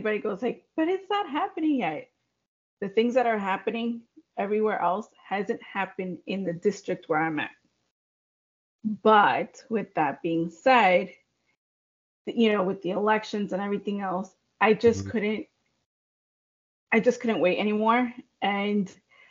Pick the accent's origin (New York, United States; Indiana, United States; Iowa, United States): New York, United States; not New York City, United States; also born or lived in Long Island; I am from New York, not New York City